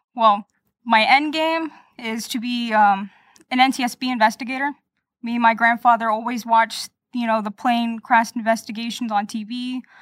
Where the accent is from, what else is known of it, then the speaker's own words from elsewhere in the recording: Lake Mary, Florida, United States; I'm native here from Florida, Lake Mary, to be precise